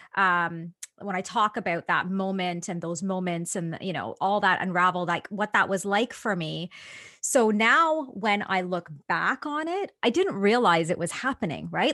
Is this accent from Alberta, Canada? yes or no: no; Toronto, Ontario, Canada; born or raised there